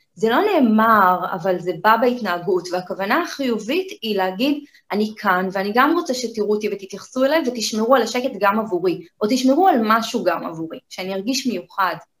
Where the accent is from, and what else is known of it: Kiryat Ono, Tel Aviv District, Israel; born or raised there